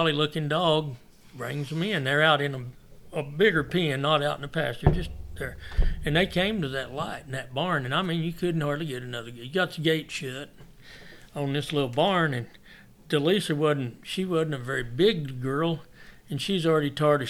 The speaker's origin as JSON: {"language": "English", "region": "New Mexico", "country": "United States", "said": "we're from New Mexico"}